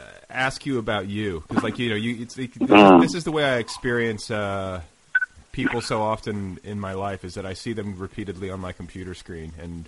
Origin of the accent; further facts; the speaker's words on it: Midwest, United States; moved away; also born or lived in Colorado; I grew up in the Midwest